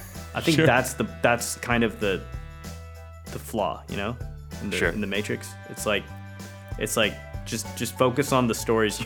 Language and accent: English; India; because things were rough, not just, you know, for me as an Indian, but pretty much anyone, right?